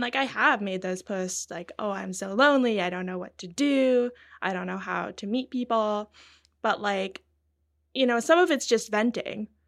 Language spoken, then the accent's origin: English; British Columbia, Canada; From BC